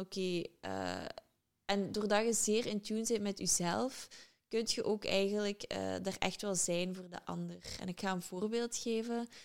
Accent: Limburg, Flanders, Belgium; moved away as an adult; also born or lived in London, United Kingdom; Uiteraard ben ik van Limburg.

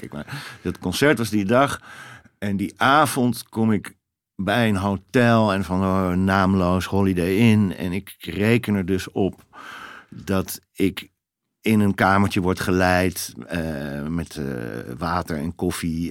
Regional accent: Netherlands; Ik kom uit Nederland.

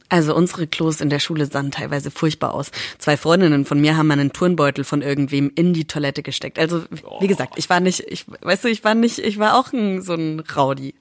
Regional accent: Schweinfurt, Bavaria, Germany; moved away; Ich komme ja aus Schweinfurt.

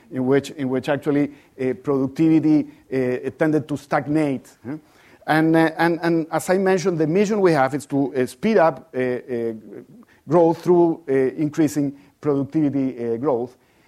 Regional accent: Chile; well, I come from Chile, and probably not many of you are familiar with Chile.

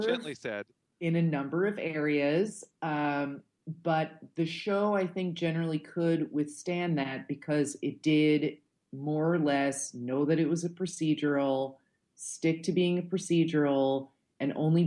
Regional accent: United States; now in New York City, United States; a New Yorker and someone who grew up like close to here

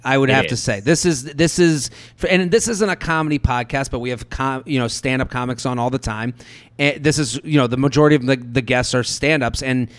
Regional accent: outside of Boston, Massachusetts, United States; moved away; I'm from outside of Boston, but I started in New York.

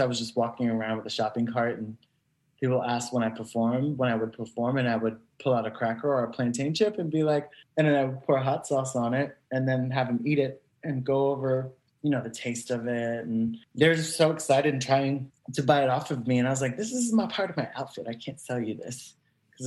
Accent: New York, United States; as a New Yorker

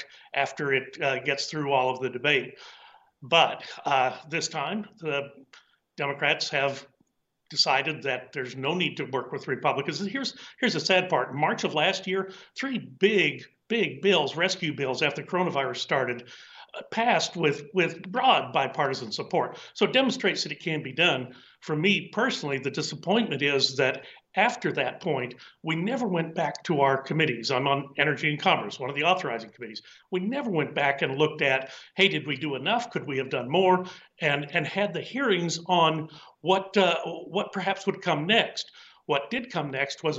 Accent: Texas, United States; I'm from Texas

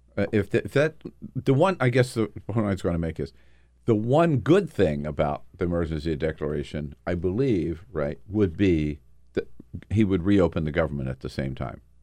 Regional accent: Delaware, United States; now in Washington, D.C., United States; growing up in Delaware

